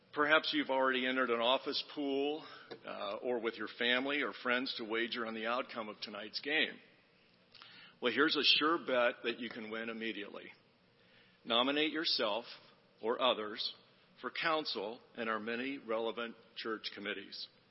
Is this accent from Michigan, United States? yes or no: no; Cincinnati, Ohio, United States; I grew up in Cincinnati